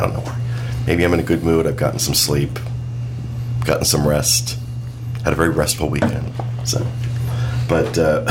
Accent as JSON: {"language": "English", "region": "New Jersey", "country": "United States", "tie": "born or raised there", "said": "I grew up in Jersey, for God's sakes."}